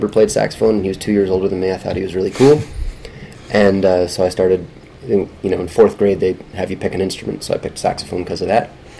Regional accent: Vermont, United States; I grew up in Vermont

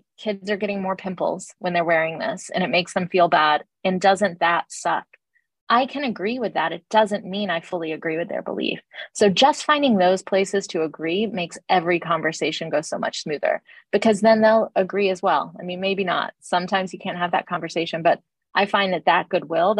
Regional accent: Atlanta, Georgia, United States; I grew up in Atlanta in the South in the 80s and 90s, very much a black and white town

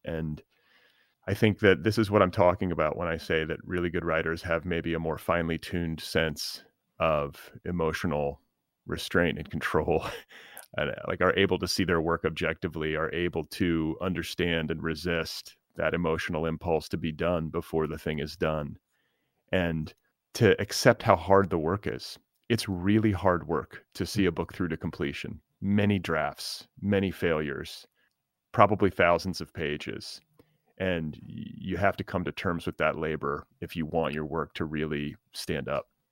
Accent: Midwest, United States; moved away as an adult; also born or lived in the South (familial roots); now in Los Angeles, United States; I was born in the Midwest. But I, I live in L A.

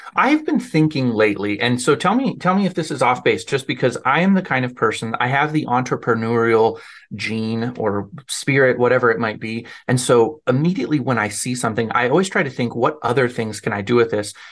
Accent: Arvada, Colorado, United States; also born or lived in Denver, Colorado; now in Nebraska, United States; most of my life I lived in Arvada.

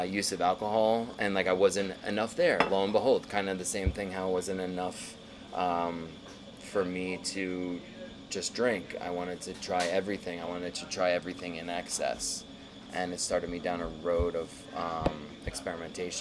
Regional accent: New York City, New York, United States; I was born in Brooklyn

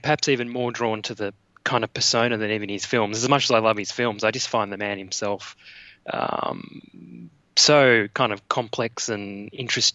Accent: Warrnambool, Victoria, Australia; now in Melbourne, Australia; I grew up in a small town on the coast of Victoria, about 3 hours from Melbourne

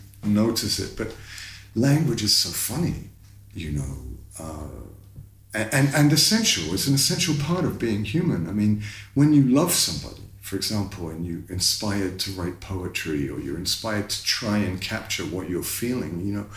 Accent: London, United Kingdom; I grew up in North London. With a single mother and obviously a foreign last name. And I grew up in Finsbury Park initially, and it was hardcore back then.

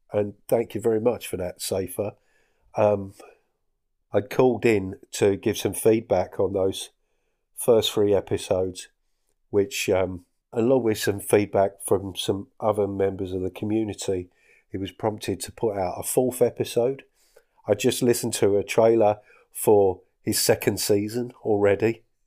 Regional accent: Essex, East of England, United Kingdom; moved away as an adult; now in Scottish Highlands, United Kingdom; I'm from Essex

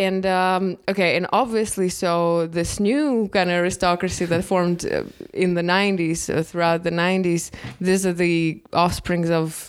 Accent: Russia; when you have history lessons in Russia growing up

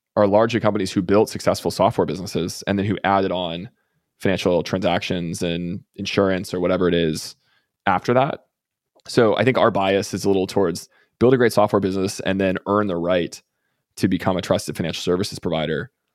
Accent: Texas, United States; I'm from Texas

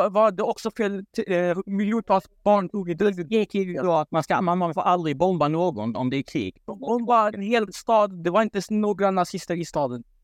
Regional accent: Palestine; Eh, ja, jag är halvt palestinier. Ja.

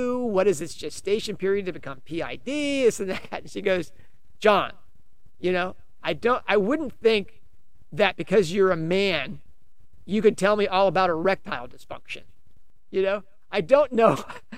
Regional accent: United States; I'm an American

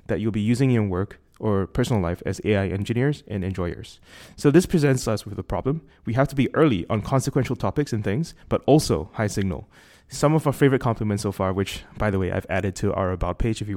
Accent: Singapore; accent: Singaporean; my Singaporean accent

